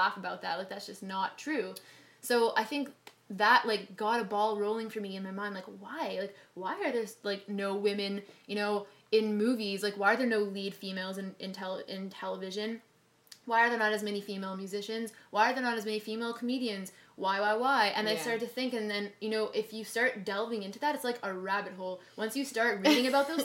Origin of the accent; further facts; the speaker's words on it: Montreal, Quebec, Canada; now in Toronto, Canada; when I was growing up in Montreal